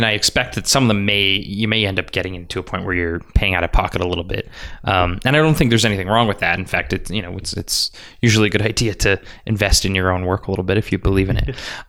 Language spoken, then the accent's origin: English; Edmonton, Alberta, Canada; moved away; I'm from Edmonton